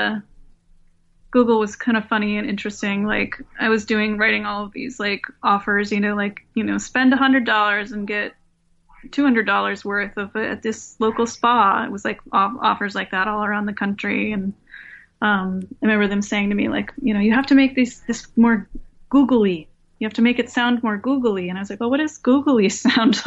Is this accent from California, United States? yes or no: no; Minnesota, United States; moved away as an adult; also born or lived in Chicago / Los Angeles; now in New York, United States; So I'm from Minnesota. I grew up in like, it's like a more rural, it was still a suburb, but it was more rural, like, area of Minnesota